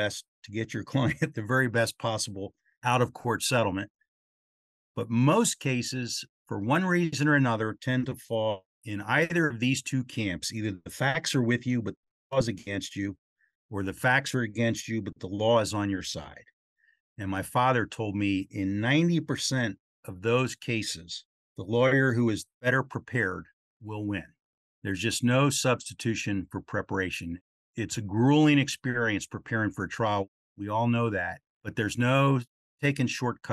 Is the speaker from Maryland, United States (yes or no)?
yes; Baltimore, Maryland, United States; my hometown of Baltimore